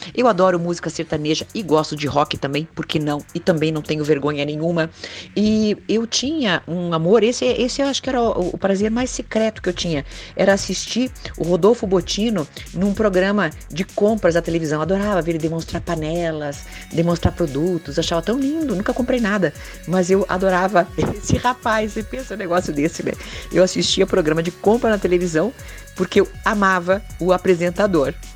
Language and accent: Portuguese; Curitiba, Paraná, Brazil; como curitibana, como psicóloga